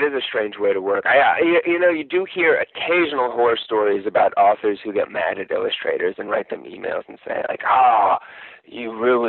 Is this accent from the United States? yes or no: yes; East Bay, California, United States; I grew up in the East Bay, so I live very close to where I grew up. And I've lived in California my whole life, basically.